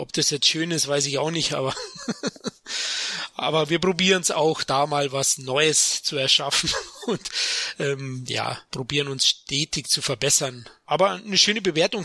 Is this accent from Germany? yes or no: yes; Munich, Bavaria, Germany; accent: Bavarian; lebe in München, bin ein Münchner Kindl, also ein echter Bayer und vielleicht hört man das an meinen Rs